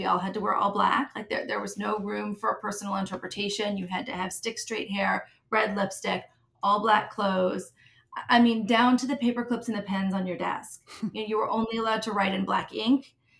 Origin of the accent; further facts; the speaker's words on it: Midwest, United States; I'm a Midwesterner, is where I grew up. I moved around a lot, but my roots are in the Midwest.